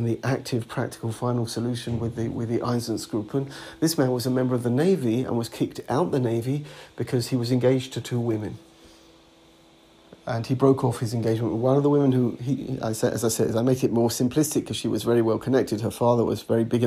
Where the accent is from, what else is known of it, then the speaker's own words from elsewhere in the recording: England, United Kingdom; moved away as an adult; now in Alon Shvut; the Bnei Akiva society that I grew up in England, and when I was a Madrich later in England